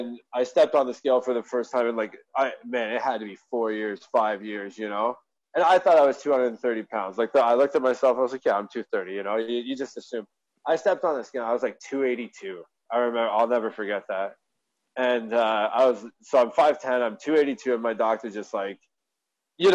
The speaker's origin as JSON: {"language": "English", "town": "Hamilton", "region": "Ontario", "country": "Canada", "tie": "born or raised there", "said": "I grew up in Hamilton, Ontario, Canada, in a nice little area."}